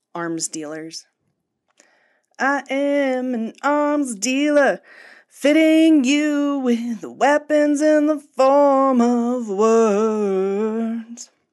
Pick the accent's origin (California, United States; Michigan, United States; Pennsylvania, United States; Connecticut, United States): Pennsylvania, United States; rural; the punk scene in my hometown in rural Pennsylvania in the late nineties and early two thousands